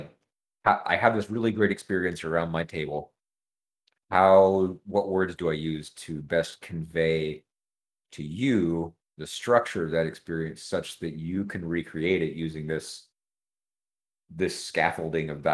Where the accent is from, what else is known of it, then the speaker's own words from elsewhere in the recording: California, United States; I'm from California